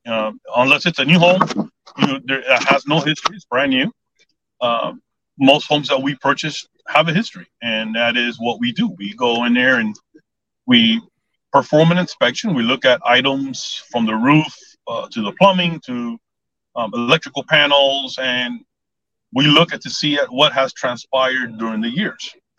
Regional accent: Southwest Dade County, Florida, United States; also born or lived in Cooper City, Florida; I was born and raised in Southwest uh, Dade County, uh, so I'm a native Floridian

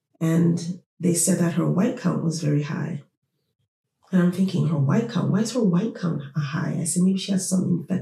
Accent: Toronto, Ontario, Canada; we grew up in Toronto, city of Toronto

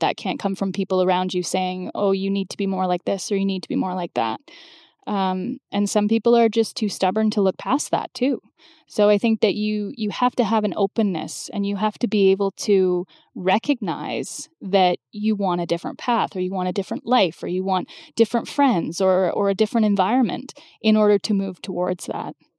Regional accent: London, Ontario, Canada; moved away; went from Ottawa back to my hometown of London

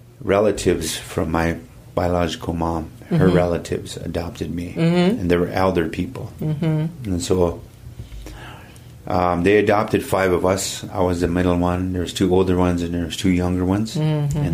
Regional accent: Rock Creek, South Dakota, United States; now in Louisville, Colorado, United States; I was born and raised on the South Dakota side in a little village called Rock Creek, mm-hmm. and I was born and raised there and by my grandparents, and they raised me there all my life. But now I reside here in Louisville, Colorado

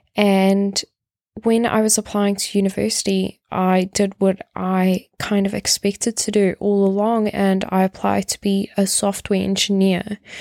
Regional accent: South Africa; moved away; I come from South Africa

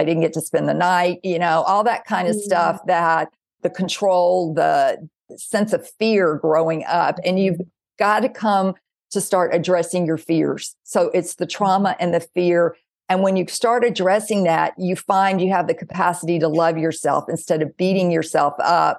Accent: the South, United States; Okay, I am 58 years old. It's like I didn't come here to please her, but I was told I did. And I grew up in the South.

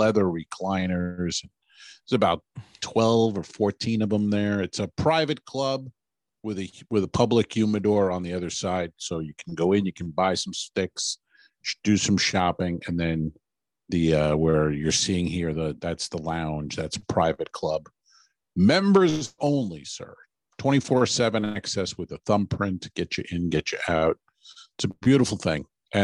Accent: United States

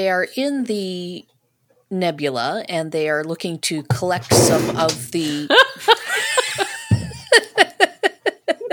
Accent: Canada; as a Canadian who lives in an area that French is rather prominent

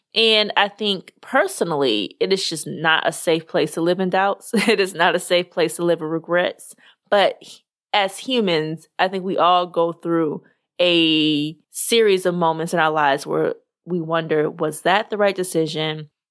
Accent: United States; being American

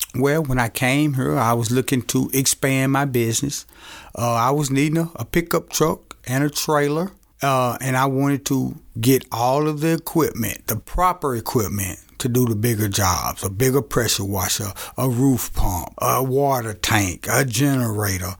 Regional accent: Camden, Arkansas, United States; moved away as an adult; I was born and raised in Camden, Arkansas

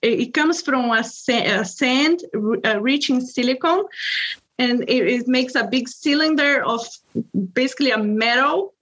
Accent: Brazil; English is a second language; moved away as an adult; now in Hillsboro, United States; I'm originally from Brazil

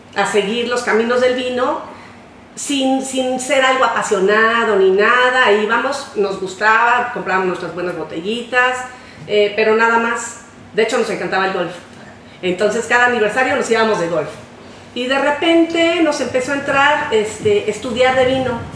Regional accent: Mexico; somos mexicanos

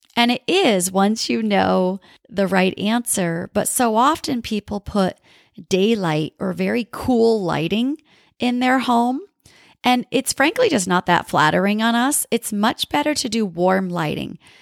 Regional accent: New England, United States; now in Southern California, United States; I grew up in New England with all the beautiful colors of fall

